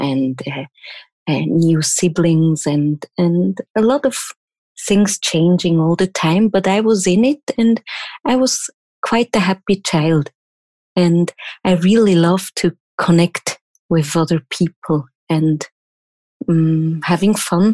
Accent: Switzerland; first language German; English is a second language; I'm from Switzerland and I'm German speaking native. So English is not my first language, obviously

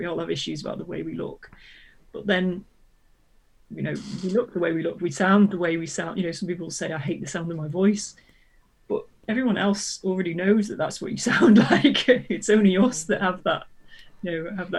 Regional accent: United Kingdom; being British

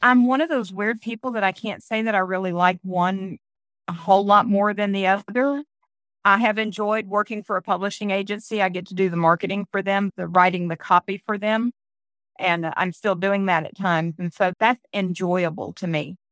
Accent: Florida, United States; moved away as an adult; also born or lived in Leesburg, Florida; now in Tennessee, United States; I was born and raised in Florida. I was born in Leesburg and then raised all over the rest of the state

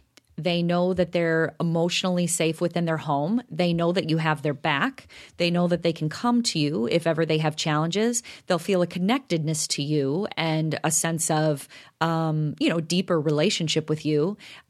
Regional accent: DeKalb, Illinois, United States; I grew up in DeKalb, so everything was in a cornfield.

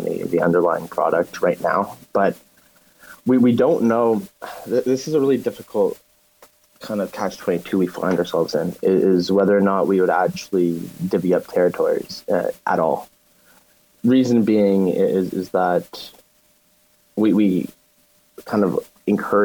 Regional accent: Canada; we come from Canada

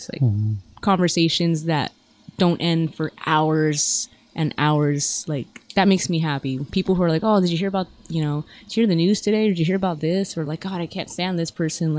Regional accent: Los Angeles, California, United States; growing up in the San Fernando Valley

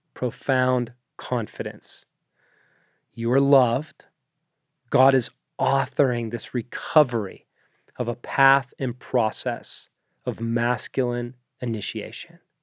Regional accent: Pittsburgh, Pennsylvania, United States; I am American. I was born in the suburbs of Pittsburgh

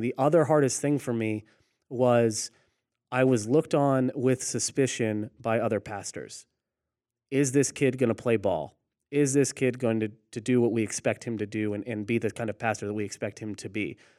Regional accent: Orlando, Florida, United States; moved away as an adult; also born or lived in Chattanooga, Tennessee / Rock Hill, South Carolina; I grew up in Orlando, then go to Chattanooga, and then ended up in Rock Hill, South Carolina

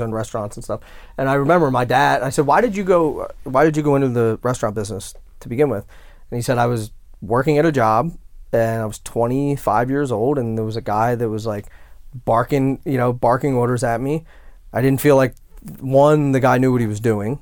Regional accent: West Chester, Pennsylvania, United States; my hometown, so I grew up, like, outside of Philadelphia, and there was a town, Westchester, Pennsylvania

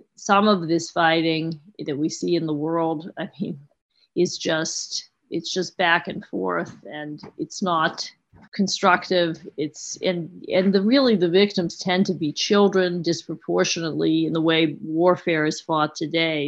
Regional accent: United States; as an American

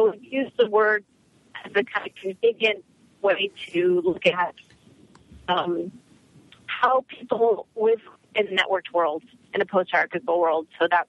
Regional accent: Canada; now in San Francisco Bay Area, United States; I'm Canadian.

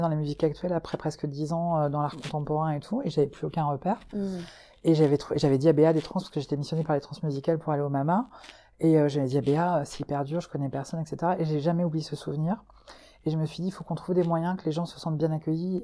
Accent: Breton, Brittany, France; moved away as an adult; now in Hauts-de-France, France; moi je suis bretonne, mais j'ai été adoptée par les gens du, du, du, des Hauts-de-France et du Nord là depuis trois ans.

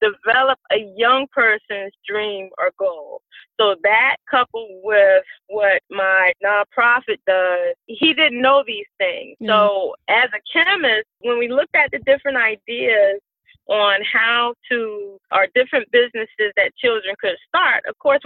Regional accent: Savannah, Georgia, United States; moved away as an adult; I am a native of Savannah, Georgia

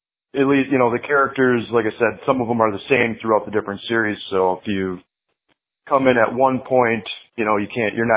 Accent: Milwaukee, Wisconsin, United States; moved away as an adult; now in Tampa, United States; I'm originally from Milwaukee, Wisconsin area, and about 5 years ago, 6 years ago, I decided to pull the plug and move on down to Tampa, Florida

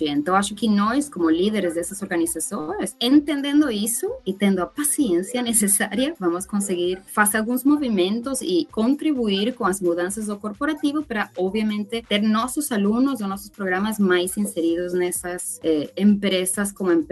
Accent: Venezuela; Portuguese is a second language; now in Brazil; Eu sou venezuelana, que vim para o Brasil com o status de refugiada para ter uma vida melhor

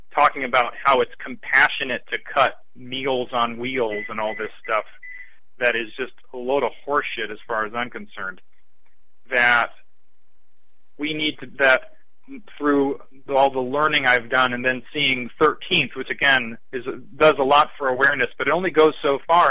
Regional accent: Lakewood, Ohio, United States; also born or lived in Cleveland, Ohio; I'm from Lakewood, the first suburb west

